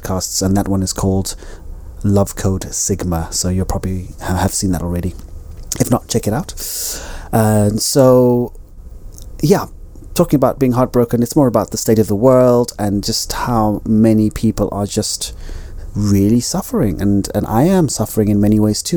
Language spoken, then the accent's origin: English; Zimbabwe; also born or lived in United Kingdom; now in Spain; I am Zimbabwean. I am a British citizen. I am a Spanish resident.